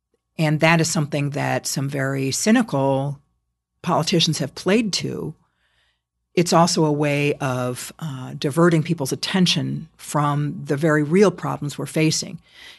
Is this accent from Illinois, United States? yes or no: yes; Chicago, Illinois, United States; given that I was from Chicago